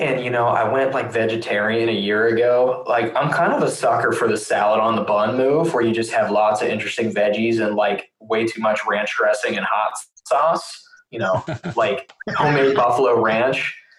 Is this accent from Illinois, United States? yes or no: no; Pittsburgh, Pennsylvania, United States; I'm from Pittsburgh, Pennsylvania